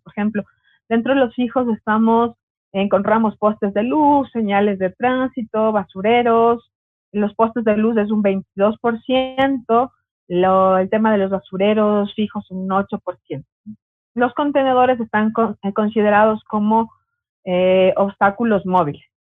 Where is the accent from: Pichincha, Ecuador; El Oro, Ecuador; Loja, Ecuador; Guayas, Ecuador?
Pichincha, Ecuador; Quito; also born or lived in Ambato; soy de Quito porque me habían puesto ahí en el, en el Facebook que soy ambateña, pero soy de Quito